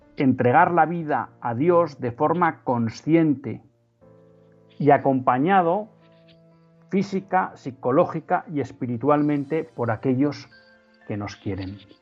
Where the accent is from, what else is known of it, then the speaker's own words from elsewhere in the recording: Spain; nosotros como españoles, como católicos españoles